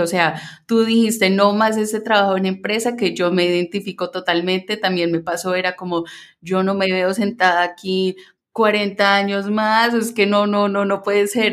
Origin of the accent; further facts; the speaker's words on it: Minnesota, United States; como me acostumbré a decir mientras crecí en Minnesota para que la gente me entendiera